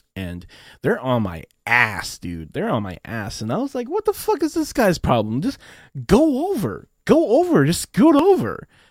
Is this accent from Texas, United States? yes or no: no; Renton, Washington, United States; I was born in Washington State, in a little, in a little city called Renton. So I am a U S citizen, and I have been living in the U S my entire life